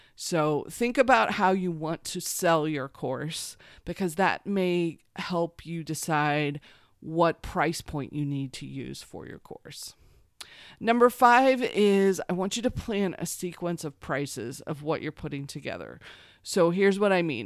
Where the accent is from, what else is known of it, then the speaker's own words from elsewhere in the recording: Missouri, United States; I grew up in Missouri